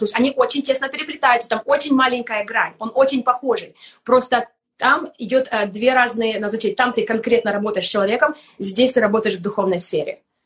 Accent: Kramatorsk, Donetsk Oblast, Ukraine; moved away; also born or lived in Germany / Estonia; я сама из Донецкой области, город Краматорск

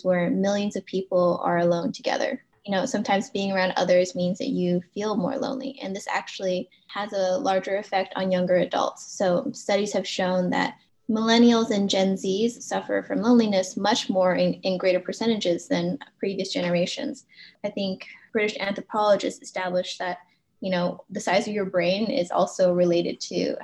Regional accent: Los Angeles, California, United States; having an Asian American heritage and growing up in Los Angeles

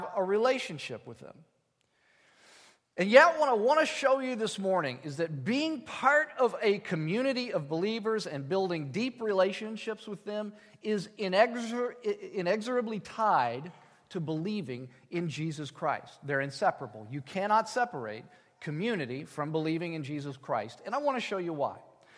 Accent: United States; As American people

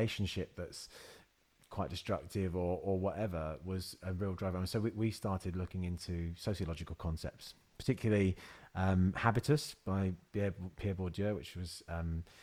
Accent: Luton, East of England, United Kingdom; growing up in Luton

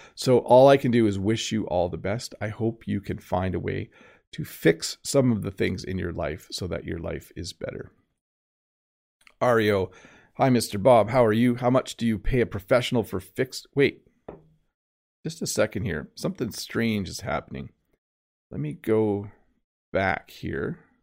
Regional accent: Canada; I am Canadian

